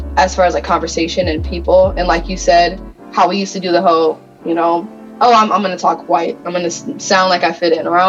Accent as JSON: {"language": "English", "region": "Michigan", "country": "United States", "said": "I'm from Michigan"}